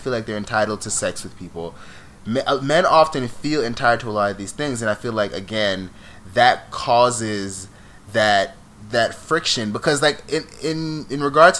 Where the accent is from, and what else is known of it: New York, United States; accent: New York